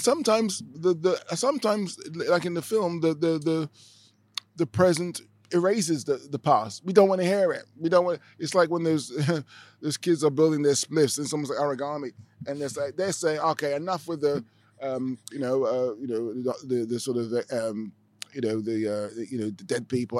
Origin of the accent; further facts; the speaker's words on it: London, United Kingdom; moved away as an adult; now in Amsterdam, Netherlands; growing up in Britain, in, in, in London